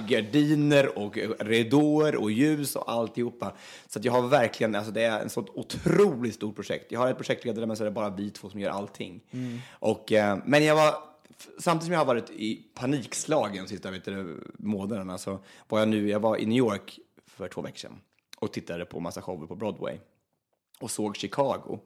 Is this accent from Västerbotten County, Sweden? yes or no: no; Östansjö, Örebro County, Sweden; jag kommer från Östansjö egentligen. Det ligger utanför Hallsberg en mil ungefär